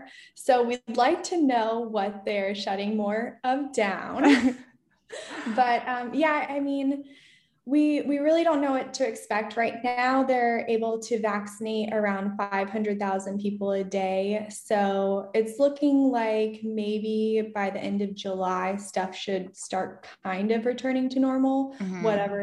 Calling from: Stuttgart, Baden-Württemberg, Germany; I am calling in from Stuttgart, Germany.

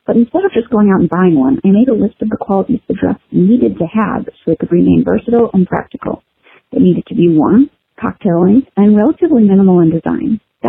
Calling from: Chicago, Illinois, United States; from Chicago, and this tip is for Gina from episode 202

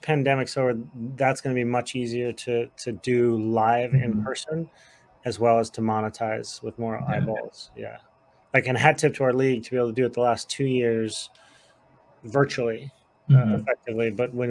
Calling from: New Hampshire, United States; so I'm calling in from the White Mountains of New Hampshire into the draft

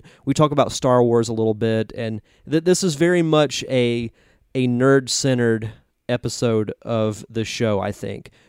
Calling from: Pensacola, Florida, United States; I am broadcasting this from Pensacola, Florida, in the Gulf Coast area, Northwest Florida.

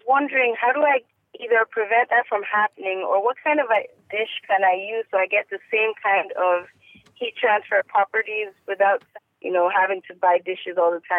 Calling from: Houston, Texas, United States; I am calling from Houston, Texas.

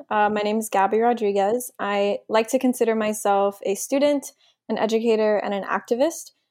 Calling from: Miami, Florida, United States; Yeah, so I'm calling in from Miami, Florida.

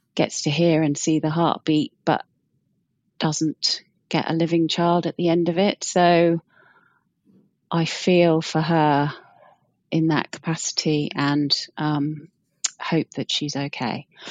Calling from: Wellington, New Zealand; I'm calling from Wellington, New Zealand.

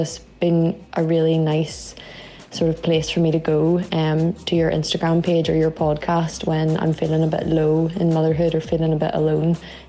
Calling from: Northern Ireland, United Kingdom; I'm listening from Northern Ireland.

